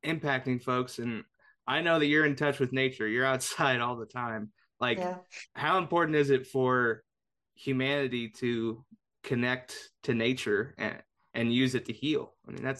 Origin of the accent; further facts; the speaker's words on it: Indianapolis, Indiana, United States; I grew up in Indianapolis